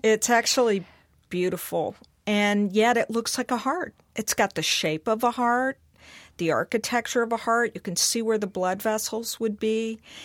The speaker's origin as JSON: {"language": "English", "region": "Mississippi", "country": "United States", "tie": "born or raised there", "said": "growing up in Mississippi"}